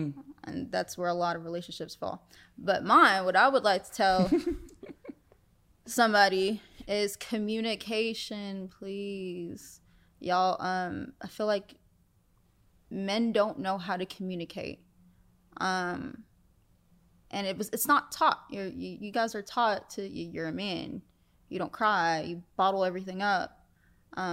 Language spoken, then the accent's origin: English; New York City, New York, United States; moved away; I'm from the Bronx. I'm from the Bronx.